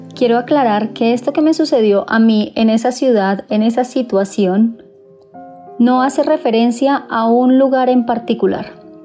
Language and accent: Spanish; Colombia; soy de Colombia